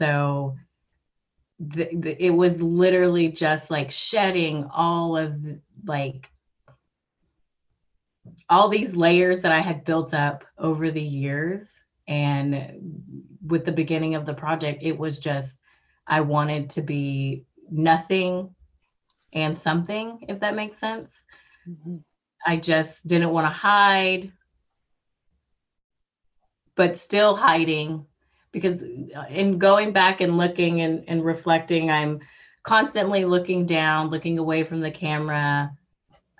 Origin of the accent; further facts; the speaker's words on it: Texas, United States; moved away as an adult; also born or lived in Washington; now in Alaska, United States; Growing up in Texas so long, being so close to my family